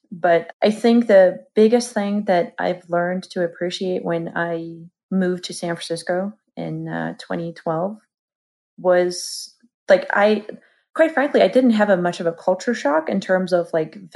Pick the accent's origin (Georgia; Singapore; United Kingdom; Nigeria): Georgia; moved away as an adult; now in United States; originally from country of Georgia.